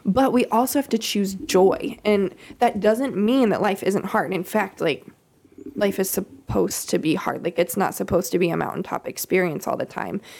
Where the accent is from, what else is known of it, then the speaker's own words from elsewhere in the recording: Kansas, United States; I grew up in Kansas